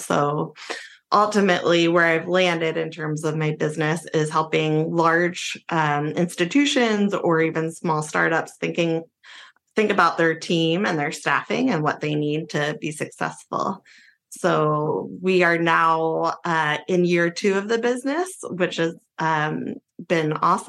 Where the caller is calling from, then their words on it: Brooklyn, New York, United States; Joining from Brooklyn, New York.